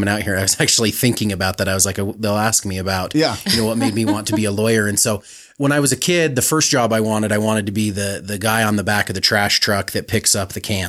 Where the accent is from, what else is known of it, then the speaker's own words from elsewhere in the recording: Sandy, Utah, United States; So I grew up in Sandy, okay. went to Skyline High School